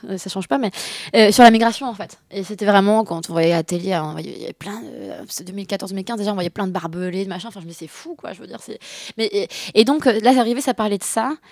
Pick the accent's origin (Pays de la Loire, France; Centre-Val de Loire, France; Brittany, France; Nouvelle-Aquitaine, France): Nouvelle-Aquitaine, France; Bordeaux; also born or lived in Paris / Singapore / Beijing; now in Lyon, France; Je, je suis à Lyon, euh, j'ai grandi à Bordeaux euh, et à, Paris aussi, Singapour, Pékin.